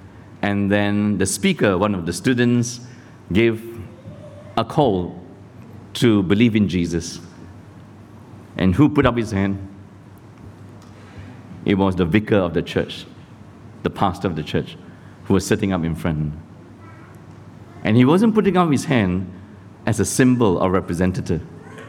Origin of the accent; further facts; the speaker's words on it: Malaysia; also born or lived in Sydney, Australia; now in Singapore; I'm a Christian too. I was born in Malaysia. Got converted here at Billy Graham Crusade in Sydney.